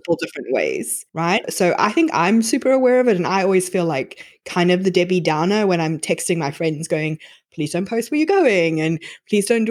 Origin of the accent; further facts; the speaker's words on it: South Africa; Growing up in South Africa